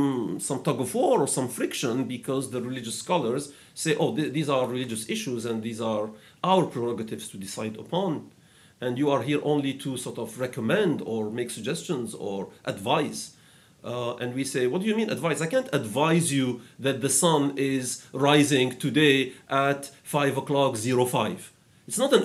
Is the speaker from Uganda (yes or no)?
no; Algeria; I am from Algeria.